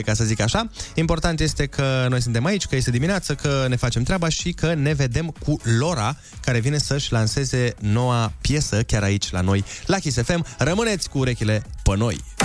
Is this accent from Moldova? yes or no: no; Suceava, Suceava County, Romania; eu sunt din Suceava